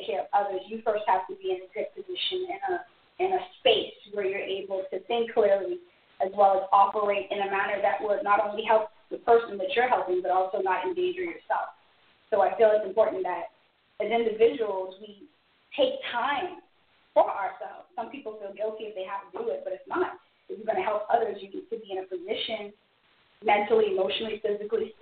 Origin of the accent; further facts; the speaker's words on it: Bahamas; moved away as an adult; now in Florida, United States; I'm originally from the Bahamas. I came here in 2004 to go to school